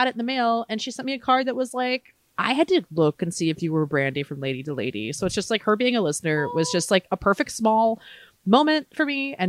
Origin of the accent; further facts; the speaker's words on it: Maryland, United States; now in Los Angeles, United States; I'm from Maryland originally